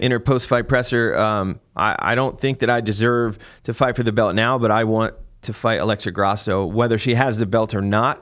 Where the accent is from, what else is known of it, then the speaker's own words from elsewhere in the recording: New Jersey, United States; moved away; I was completely outta my element at Fort Polk 'cause I'm from New Jersey